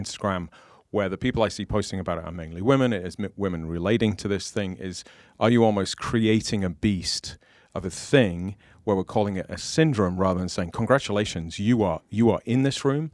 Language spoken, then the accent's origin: English; United Kingdom; now in United States; as a British person in America